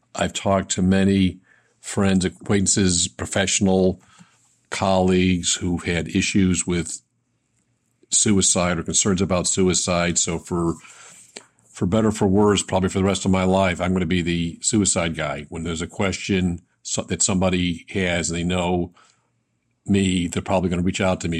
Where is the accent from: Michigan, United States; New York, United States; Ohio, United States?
New York, United States; Buffalo; growing up in Buffalo